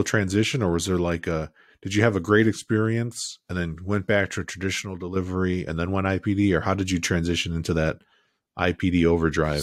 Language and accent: English; Chicago, Illinois, United States; moved away as an adult; also born or lived in California; I grew up in Chicago, building for there half my career, and then the other half California